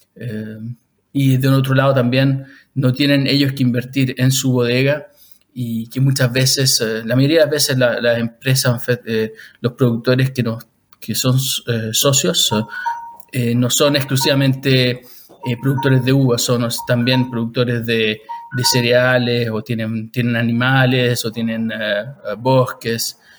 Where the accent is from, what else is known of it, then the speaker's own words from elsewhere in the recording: Chile; moved away as an adult; also born or lived in Switzerland; now in Lausanne, Switzerland; yo soy chileno de origen, ahora vivo en Suiza